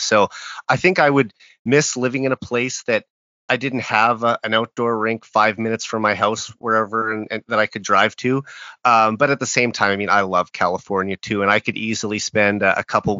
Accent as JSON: {"language": "English", "town": "Saskatoon", "region": "Saskatchewan", "country": "Canada", "tie": "born or raised there", "said": "someone who spent a bit of time in my hometown as well."}